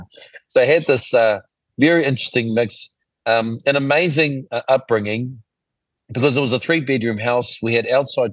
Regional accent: Auckland, New Zealand; when we were growing up in Ponsonby

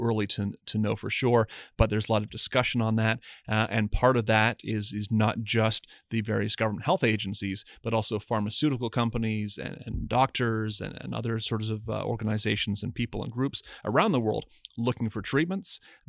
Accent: Windsor, Ontario, Canada; I grew up in Windsor, have a lot of friends who work in either the auto industry or manufacturing related to the auto industry.

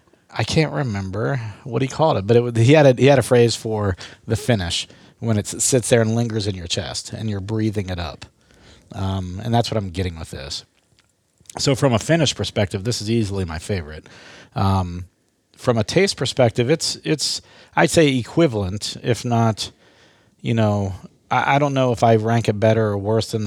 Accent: Belpre, Ohio, United States; So where I grew up in Belpre, mm-hmm. Ohio, it was the second settlement in the Northwest Territory.

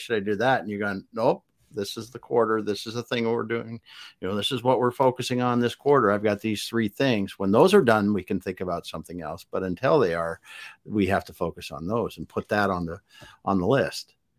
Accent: South Dakota, United States; I grew up in the Midwest in South Dakota on a farm

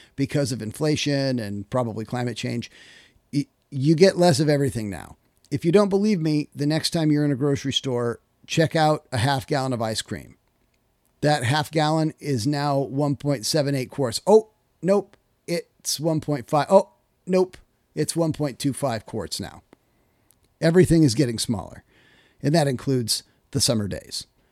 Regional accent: Kittitas, Washington, United States; I grew up in Kittitas, Washington

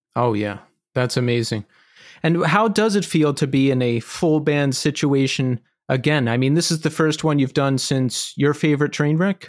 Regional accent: just outside of Philadelphia, Pennsylvania, United States; I grew up in Pennsylvania outs-, just outside of Philadelphia

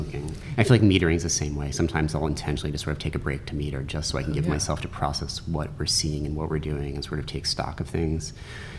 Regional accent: Baltimore, Maryland, United States; also born or lived in New York; I am originally from New York, but my family moved down to Baltimore, you know, when I was in middle school. So I kind of spent middle and high school down there

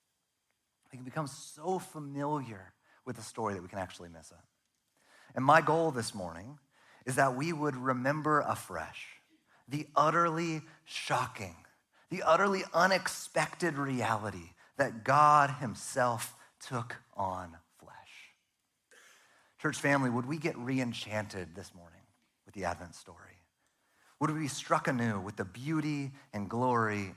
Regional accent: Northern California, United States; also born or lived in Arizona; now in Oregon, United States; I'm from Northern California

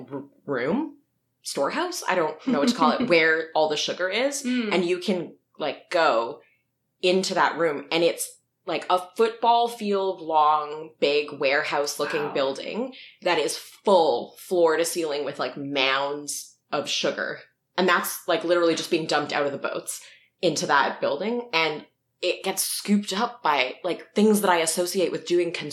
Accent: Toronto, Ontario, Canada; I grew up having seen the Redpath sugar factory on the harborfront

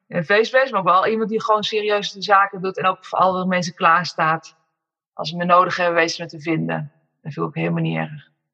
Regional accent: Amersfoort, Utrecht, Netherlands; moved away as an adult; now in Woerden, Netherlands; Dus ik ben met z'n tweeën zijn we opgegroeid in Amersfoort. Geboren en getogen, maar nu woonzaam in Woerden

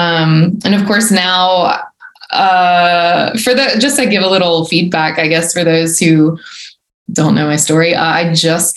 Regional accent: Baton Rouge, Louisiana, United States; moved away as an adult; now in Alabama, United States; I was born and raised in Baton Rouge and stayed there till I was 25, 26.

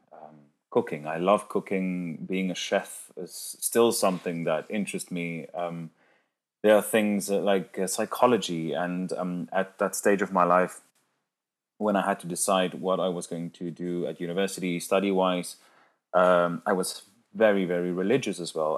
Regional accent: Cape Town, Western Cape, South Africa; English is a second language; moved away as an adult; also born or lived in London, United Kingdom; now in Zurich, Switzerland; I moved from my hometown, Cape Town, uh, to London in 2014 to do some postgraduate studies

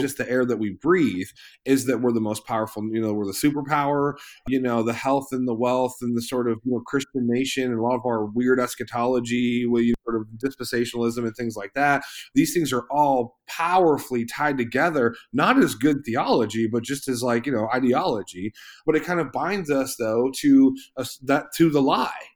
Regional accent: Eastern Ohio, United States; I was born, you know, in, in Ohio, in Eastern Ohio, you know, in America

